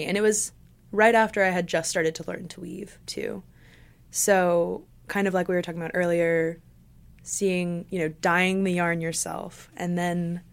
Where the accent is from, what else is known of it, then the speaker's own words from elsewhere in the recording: Johnson City, Tennessee, United States; I was born and raised in Johnson City. I never moved away